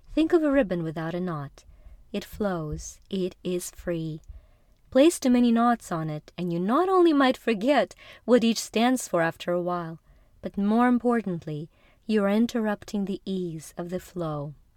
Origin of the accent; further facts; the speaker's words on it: Ukraine; moved away; Growing up in Ukraine in the 80s